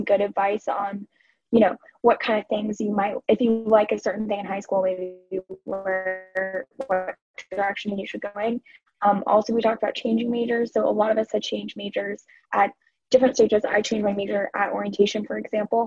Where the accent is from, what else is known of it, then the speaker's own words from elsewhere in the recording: Denver, Colorado, United States; I'm from Denver